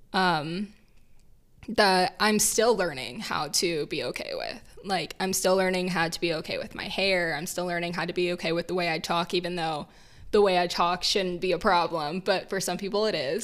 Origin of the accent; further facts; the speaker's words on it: Indiana, United States; where we grew up in Indiana